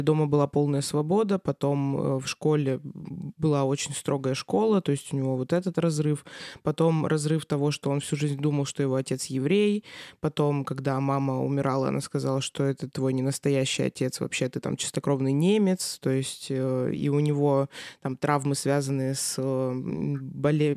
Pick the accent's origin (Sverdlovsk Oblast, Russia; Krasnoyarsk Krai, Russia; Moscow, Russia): Krasnoyarsk Krai, Russia; Krasnoyarsk; moved away as an adult; now in Saint Petersburg, Russia; я родилась в Красноярске, а, потом училась здесь